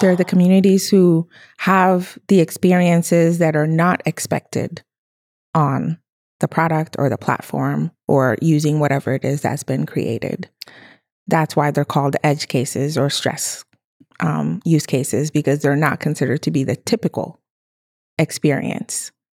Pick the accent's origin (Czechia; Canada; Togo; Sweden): Togo; I was born in Togo